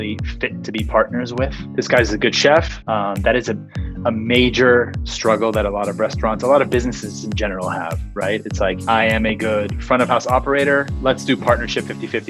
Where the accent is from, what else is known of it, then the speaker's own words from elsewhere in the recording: Los Angeles, California, United States; I'm born and raised in LA. Grew up, I'd say probably West LA area around UCLA